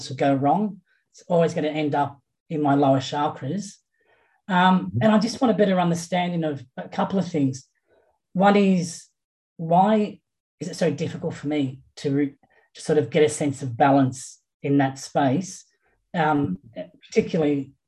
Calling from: Sydney, New South Wales, Australia; My accent would indicate I'm calling from Sydney in Australia.

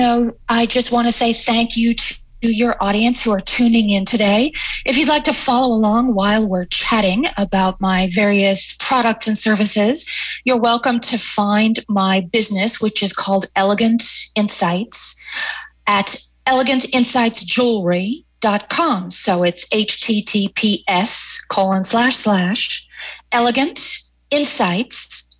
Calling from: Las Vegas, Nevada, United States; I'm in Las Vegas.

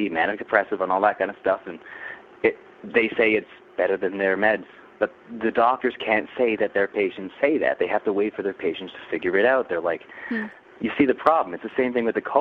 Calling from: Toronto, Ontario, Canada; I'm calling from Toronto, Canada

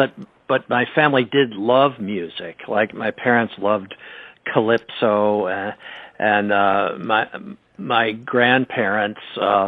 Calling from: Connecticut, United States; we're fortunate enough to live in a beautiful spot. Where I'm calling you from Connecticut.

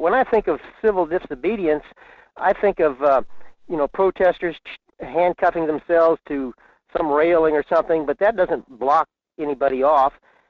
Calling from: Fairbanks, Alaska, United States; in Fairbanks.

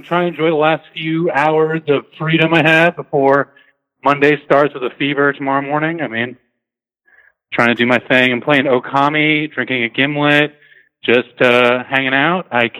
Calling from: Washington, District of Columbia, United States; I'm calling in from Washington, D.C.

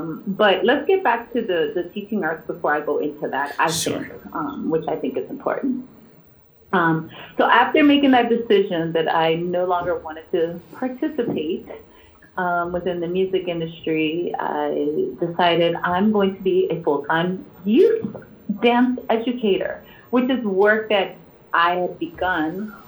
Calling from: Chicago, Illinois, United States; I'm calling from Chi City, the Midwest, Chicago.

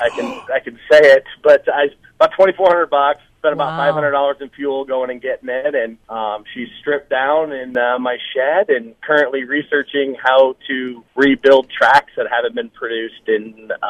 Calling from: Menlo, Iowa, United States

